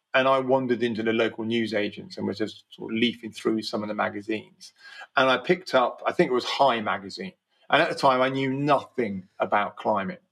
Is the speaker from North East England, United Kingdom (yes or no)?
no; Slough, South East England, United Kingdom; I grew up in Slough